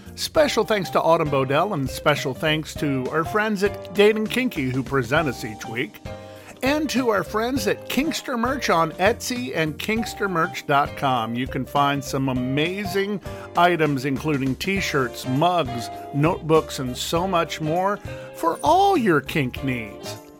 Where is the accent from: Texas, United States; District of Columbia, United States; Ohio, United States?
District of Columbia, United States; Washington; DC is my hometown.